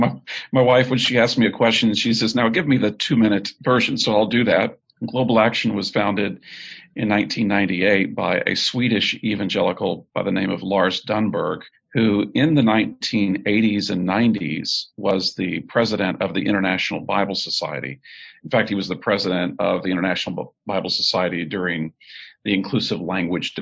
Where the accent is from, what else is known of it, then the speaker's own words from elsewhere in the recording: Texas City, Texas, United States; moved away as an adult; also born or lived in northern United States / United Kingdom; I was born in Texas City, Texas. I live most of my life now in the north, but have recently moved back to the state of Texas